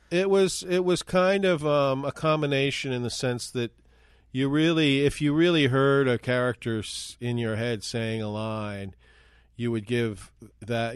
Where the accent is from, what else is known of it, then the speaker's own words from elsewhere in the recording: New York City, New York, United States; moved away as an adult; also born or lived in Minneapolis; I was from New York City originally. And I had moved to Minneapolis